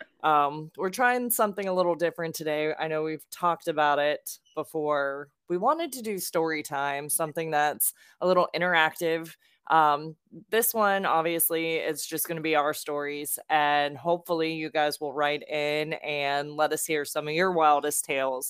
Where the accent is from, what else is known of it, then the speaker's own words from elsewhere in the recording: Lake Worth, Florida, United States; I grew up in South Florida in Palm Beach County